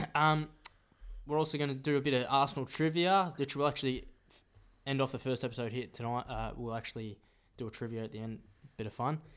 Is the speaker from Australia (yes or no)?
yes; Melbourne, Victoria, Australia; we're born in Australia